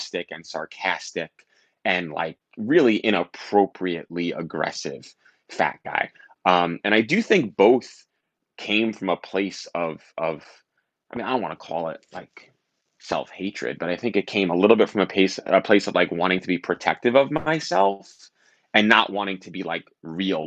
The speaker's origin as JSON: {"language": "English", "town": "New York City", "region": "New York", "country": "United States", "tie": "born or raised there", "said": "I grew up in Staten Island. I went to high school in Brooklyn"}